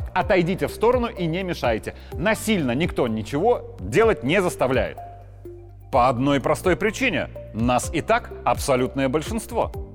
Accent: Belarus; просто как белорус

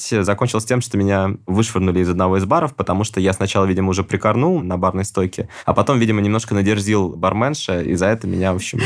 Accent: Russia; я из России.

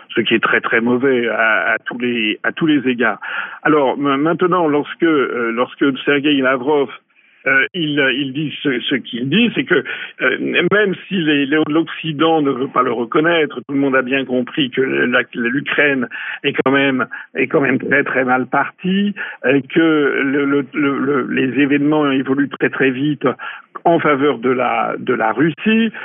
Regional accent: France; quand on est français

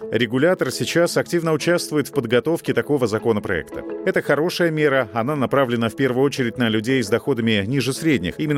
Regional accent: Russia; Я как россиянин могу сказать, что мне не хватает денег, пока я работаю.

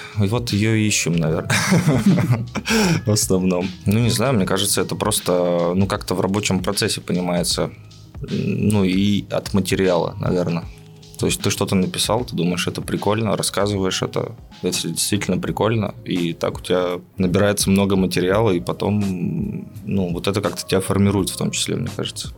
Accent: Izhevsk, Udmurtia, Russia; moved away as an adult; now in Yekaterinburg, Russia; я не из Екатеринбурга, из Ижевска

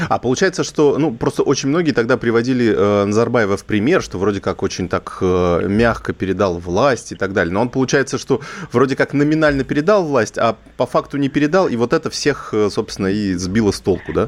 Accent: Kazakhstan; moved away; сам родом из Казахстана, э, представитель среднего ЖУЗа

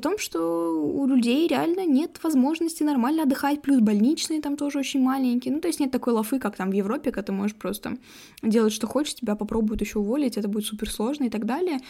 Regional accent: Ufa, Bashkortostan, Russia; мы из Уфы, где вообще там полтора миллиона человек почти живет

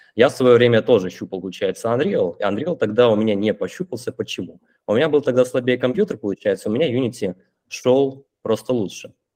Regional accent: Irkutsk, Irkutsk Oblast, Russia; now in Limassol, Cyprus; Я, получается, из Сибири, из Иркутска. Сейчас я нахожусь в Лимассоле

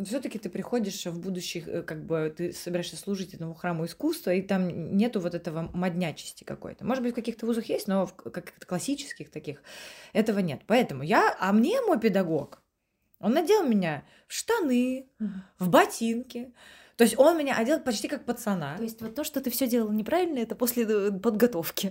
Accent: Estonia; moved away as an adult; also born or lived in London; now in Saint Petersburg, Russia; я из Эстонии, у меня европейский паспорт

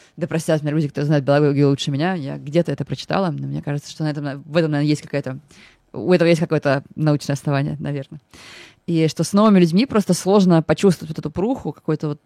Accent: Moscow, Russia; я из Выхина, это прям район

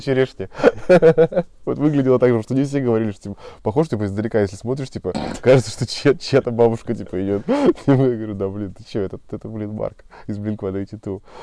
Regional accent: Murmansk, Murmansk Oblast, Russia; я, кстати, из Мурманска

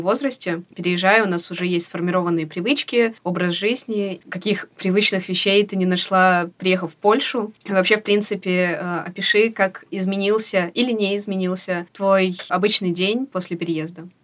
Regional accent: Kyrgyzstan; moved away as an adult; Я родилась и выросла выросла в Кыргызстане

